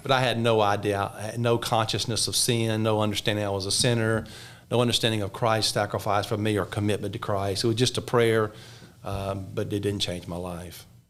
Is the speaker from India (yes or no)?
no; just above Mobile, South Alabama, United States; I was born in Alabama, in South Alabama, just above Mobile, Alabama